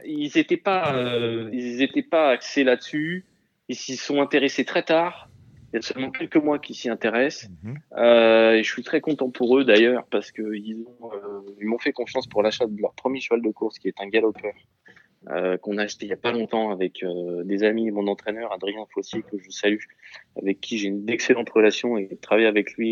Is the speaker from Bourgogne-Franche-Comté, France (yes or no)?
no; Châlons-en-Champagne, Grand Est, France; originaire d'où Champagne-Ardenne. Champagne. champagne